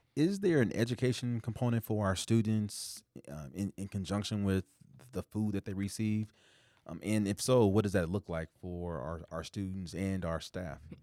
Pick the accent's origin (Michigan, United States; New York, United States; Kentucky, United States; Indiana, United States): Indiana, United States; Indianapolis; now in Iowa, United States; growing up in Indianapolis, Indiana